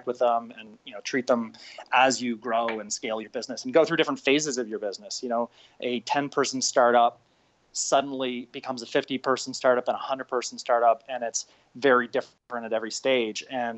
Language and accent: English; just outside of Toronto, Ontario, Canada; So I'm Canadian. I grew up just outside of Toronto